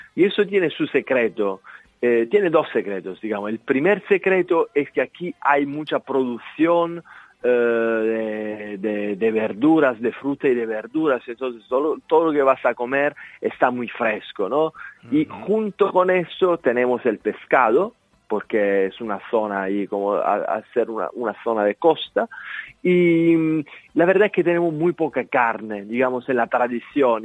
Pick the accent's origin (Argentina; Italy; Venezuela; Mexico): Italy; Salento, Apulia; Spanish is a second language; moved away as an adult; also born or lived in Madrid; me salía más fácil hablar en mi dialecto